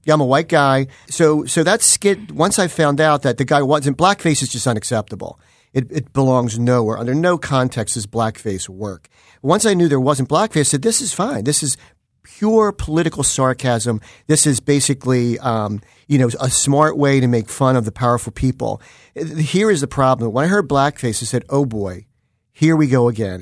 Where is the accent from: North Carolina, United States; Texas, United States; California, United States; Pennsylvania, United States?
Pennsylvania, United States; Philadelphia; I grew up in Overbrook Park in nineteenth District, so I consider myself someone that grew up on the Mummers